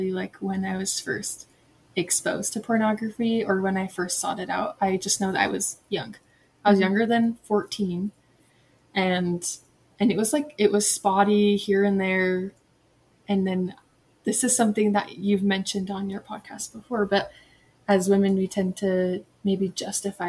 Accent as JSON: {"language": "English", "town": "Hooper", "region": "Utah", "country": "United States", "tie": "born or raised there", "also_born_or_lived": "Kentucky", "said": "I'm from Hooper, Utah, which is close to Ogden. And I've grown up here most of my life, but I've lived in Kentucky when I was younger"}